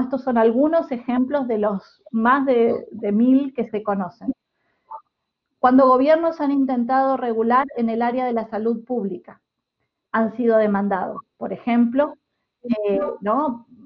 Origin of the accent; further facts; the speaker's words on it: Uruguay; now in Amsterdam, Netherlands; yo soy uruguaya